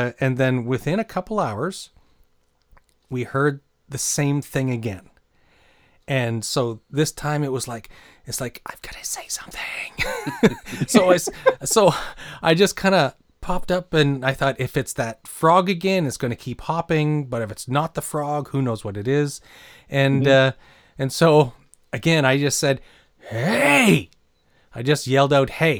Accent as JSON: {"language": "English", "region": "New Brunswick", "country": "Canada", "tie": "born or raised there", "said": "I grew up in New Brunswick"}